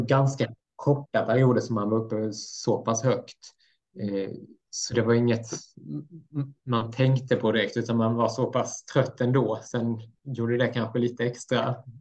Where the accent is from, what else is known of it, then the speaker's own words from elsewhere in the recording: Blekinge, Sweden; also born or lived in Mora; now in Östersund, Sweden; växte upp i Blekinge ganska länge sedan jag flyttade därifrån